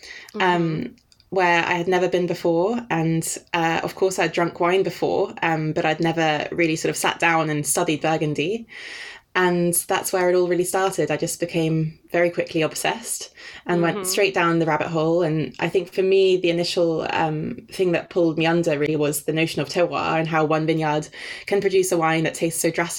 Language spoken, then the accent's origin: English; Denmark; first language Danish; English is a second language; moved away; also born or lived in Exeter; I'm actually Danish, so my first language is Danish